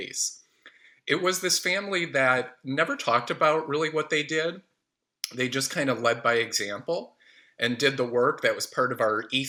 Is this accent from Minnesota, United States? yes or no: no; Oak Park, Illinois, United States; it's a suburb of Chicago called Oak Park